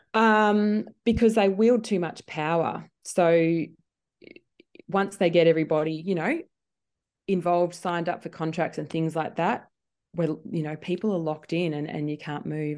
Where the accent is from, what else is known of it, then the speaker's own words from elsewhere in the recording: Gippsland, Victoria, Australia; moved away; I've always been really proud about growing up in Gippsland.